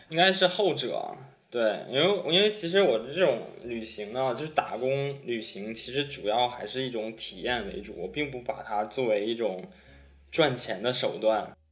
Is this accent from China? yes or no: yes; China; moved away as an adult; 从小就在国内长大嘛